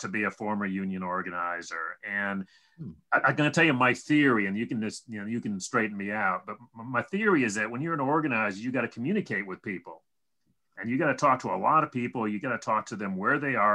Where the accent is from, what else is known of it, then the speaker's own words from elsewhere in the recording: upstate New York, United States; my hometown and up in upstate New York